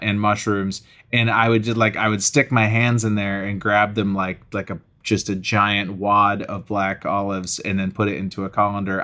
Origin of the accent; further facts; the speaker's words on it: Acton, Massachusetts, United States; moved away as an adult; also born or lived in New York City; I grew up in Acton, Massachusetts